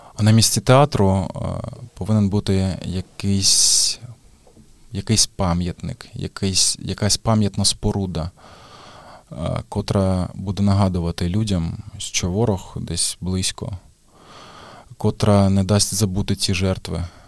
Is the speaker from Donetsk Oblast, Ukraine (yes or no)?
yes; Mariupol, Donetsk Oblast, Ukraine; moved away as an adult; Я Маріуполець і я народився там, як і мої батьки.